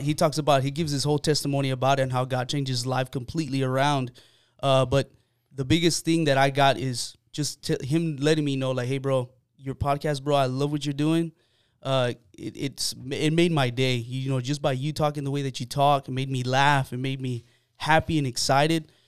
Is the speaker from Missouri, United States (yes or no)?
no; San Antonio, Texas, United States; I grew up here in San Antonio. I grew up on the south side of San Antonio